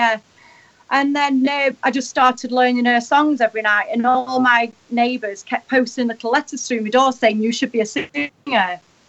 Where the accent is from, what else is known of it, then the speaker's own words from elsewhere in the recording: England, United Kingdom; I'm actually English